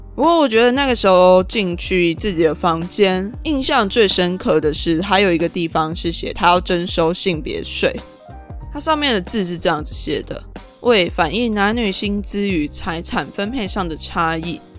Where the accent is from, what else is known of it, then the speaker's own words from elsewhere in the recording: Lukang, Changhua County, Taiwan; 彰化的，在鹿港，我的家乡